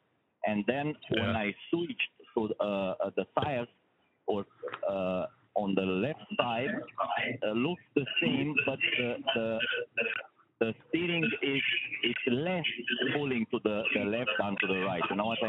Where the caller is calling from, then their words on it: Michigan, United States; English is a second language; 616 is West Michigan.